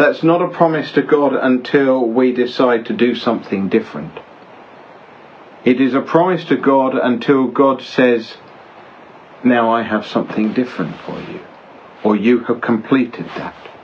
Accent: Belgium; now in United Kingdom; I grew up in Belgium

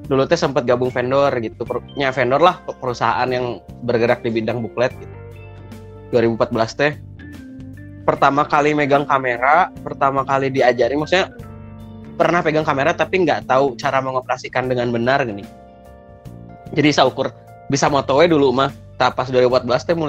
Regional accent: Bandung, West Java, Indonesia; born there; lahir di Bandung 11 Januari 1996.

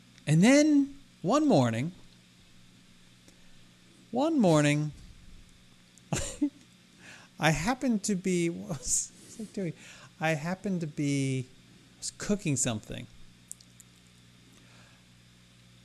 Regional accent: Maryland, United States; It was filmed in my home state

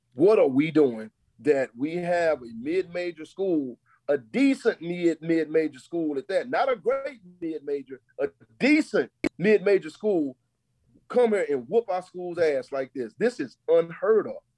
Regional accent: Texas, United States; now in Charlotte, United States; I'm from Texas. You absolutely, and I don't hide it not one bit. I'm about as country as they come

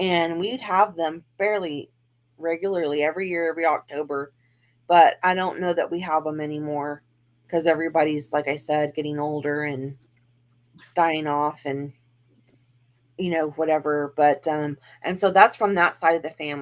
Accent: Texas, United States; I'm from Texas

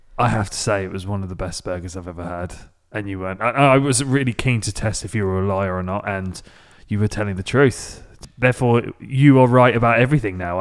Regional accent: England, United Kingdom; now in Nashville, United States; as an English person

